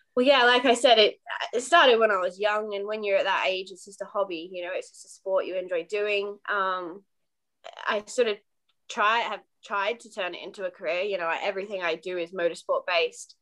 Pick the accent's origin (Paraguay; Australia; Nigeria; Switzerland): Australia; now in United Kingdom; I'm Australian racing driver uh, based in the UK